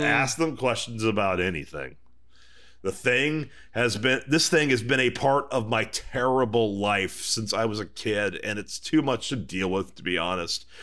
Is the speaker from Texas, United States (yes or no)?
yes; Houston, Texas, United States; as a Texan.